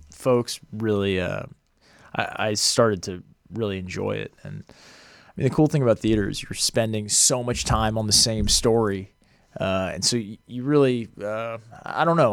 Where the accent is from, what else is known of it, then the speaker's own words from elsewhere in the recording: outside of Boston, Massachusetts, United States; moved away as an adult; also born or lived in Los Angeles; I grew up outside of Boston